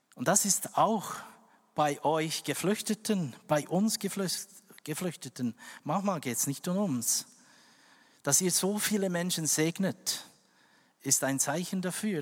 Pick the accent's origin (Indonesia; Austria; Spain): Indonesia; West Papua; German is a second language; now in Switzerland; dort, wo ich geboren bin, West Papua